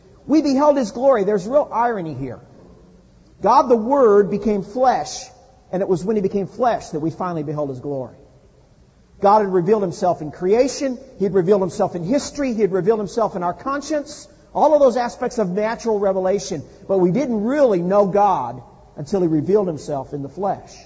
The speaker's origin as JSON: {"language": "English", "region": "Midwest", "country": "United States", "tie": "born or raised there", "moved": "yes", "lives_now": "California, United States", "said": "I grew up in the Midwest"}